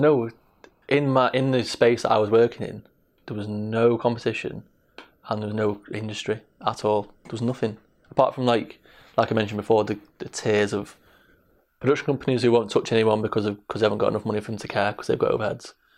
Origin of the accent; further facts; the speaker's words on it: Manchester, North West England, United Kingdom; also born or lived in Salford; grew up on the streets of Manchester. I was born in Salford, l-, gr-, grew up in Hampstead, in Trafford, South Manchester